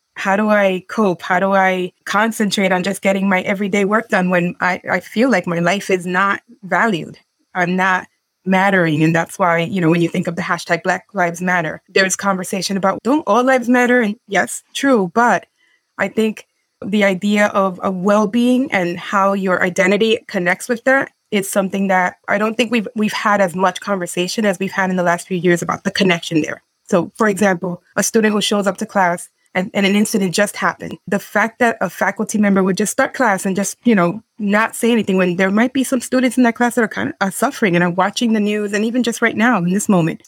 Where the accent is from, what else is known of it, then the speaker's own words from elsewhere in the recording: Dominican Republic; I'm from Dominican Republic